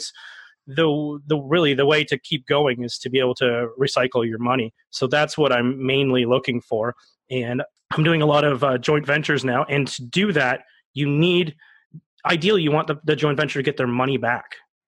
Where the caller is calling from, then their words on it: Cambridge, Ontario, Canada; I live in Cambridge, Ontario.